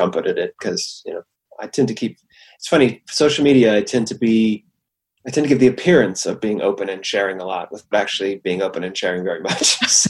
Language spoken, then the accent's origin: English; West Coast, United States; also born or lived in England; I'd lived in England for quite a long time. You know, I mean, I was raised on the West Coast of the United States. So I'm American, and it's just a lot of reasons. 19 years is a long time to live in England.